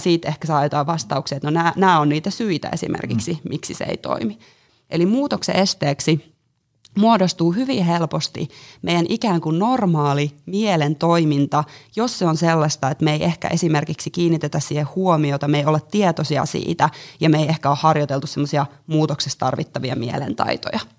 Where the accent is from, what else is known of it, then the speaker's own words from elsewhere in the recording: Jyväskylä, Central Finland, Finland; moved away as an adult; now in Helsinki, Finland; mä oon Jyväskylästä lähtöisin niin sanotusti ja tullut tänne Helsinkiin nyt sitten tuossa viime vuoden loppupuolella